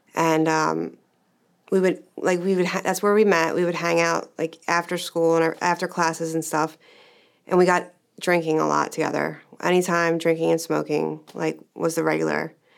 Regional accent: Medford, United States; I grew up in Medford

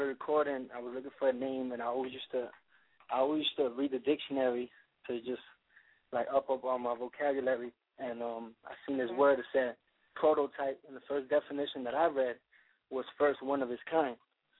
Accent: Miami, Florida, United States; also born or lived in Bronx, New York; I was born in the Bronx, but I've been raised in Miami most of my life.

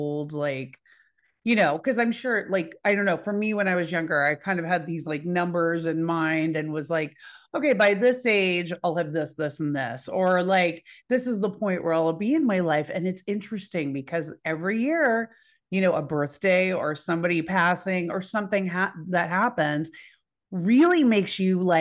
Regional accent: Dallas, Texas, United States; I'm from Dallas

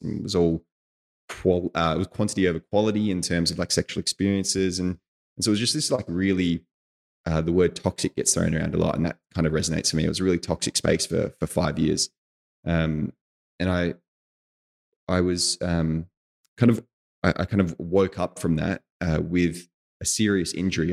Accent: Australia; moved away as an adult; as an Australian

